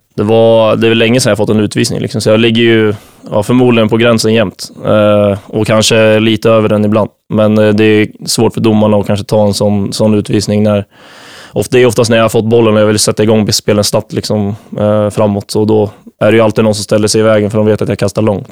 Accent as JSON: {"language": "Swedish", "town": "Nyköping", "region": "Södermanland", "country": "Sweden", "moved": "as an adult", "lives_now": "Visby, Sweden", "said": "ute på Arnö i Nyköping, där jag kommer ifrån"}